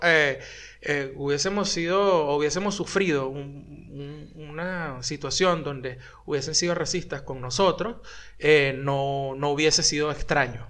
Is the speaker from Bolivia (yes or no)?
no; Venezuela; accent: Venezuelan; now in Buenos Aires, Argentina; hablo como chino venezolano porque no puedo hablar todavía como chino argentino